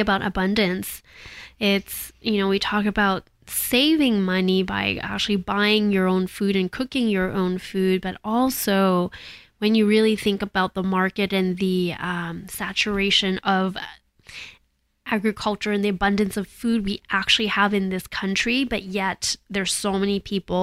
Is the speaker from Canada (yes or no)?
yes; Canada; moved away as an adult; now in United States; because I grew up in Canada, and I noticed when I moved to the States 20 years ago